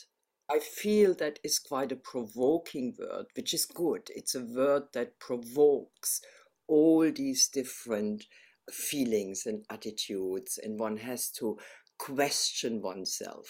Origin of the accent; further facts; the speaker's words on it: Berlin, Germany; moved away as an adult; now in United Kingdom; I'm from Berlin originally, and I came to the UK in, I think it was 87, yeah, in 1987. So I've been here a long time, but the accent remains